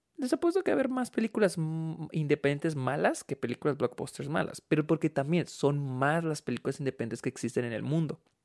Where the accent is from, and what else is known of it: Mexico